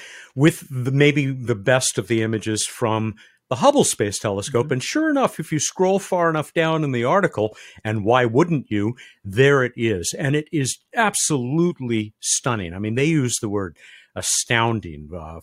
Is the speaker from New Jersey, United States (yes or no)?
no; San Diego, California, United States; the coast of my hometown, San Diego, California